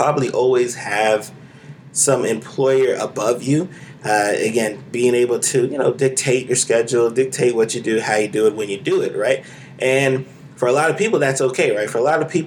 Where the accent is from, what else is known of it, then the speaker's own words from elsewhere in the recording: Florida, United States; you're born and raised in Florida